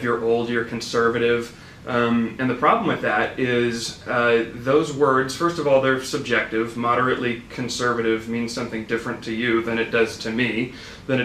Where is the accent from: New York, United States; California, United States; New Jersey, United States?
California, United States; Sacramento; also born or lived in Bay Area / Roseville; I'm a Sacramento guy, pretty much born and raised